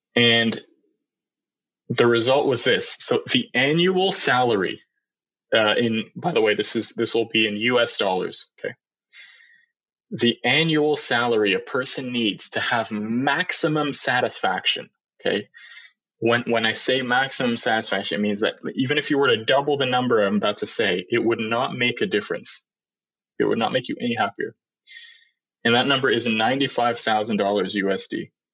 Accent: Canada; Because we're Canadians

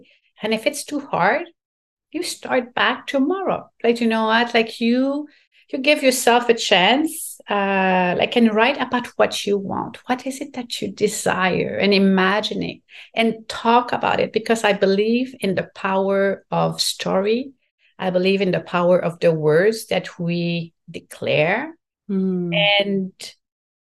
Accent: Quebec, Canada; first language French; English is a second language; This is my first language and I'm very proud to be from Quebec and speaking French

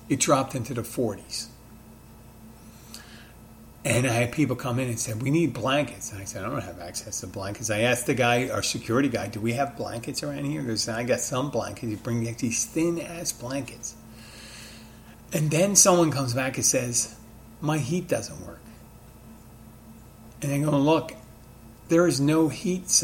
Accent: Philadelphia, Pennsylvania, United States; now in Key Largo, United States; my hometown of Philadelphia, my adopted town of Key Largo

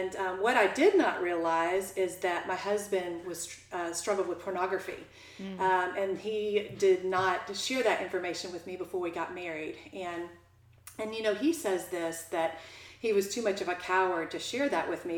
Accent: Jacksonville, Florida, United States; I grew up in Jacksonville

